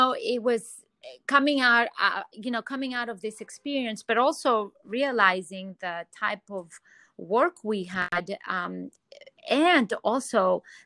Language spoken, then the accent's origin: English; Athens, Attica, Greece; moved away; also born or lived in New York City; I'm originally from Athens, Greece, and seeing the sun is huge for me, you know, growing up in such a sunny environment.